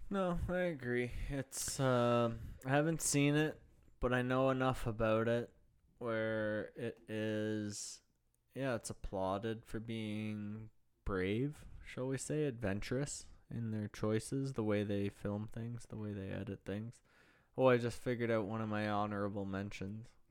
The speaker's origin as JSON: {"language": "English", "town": "Pickering", "region": "Ontario", "country": "Canada", "tie": "born or raised there", "said": "the old one in Pickering, my hometown"}